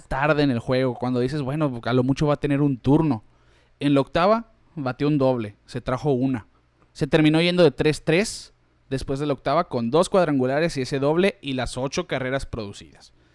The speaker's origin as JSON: {"language": "Spanish", "country": "Mexico", "said": "nosotros que somos mexicanos"}